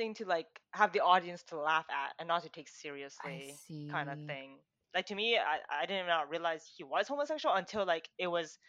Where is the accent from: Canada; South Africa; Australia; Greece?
Canada; Maybe because we're Canadian.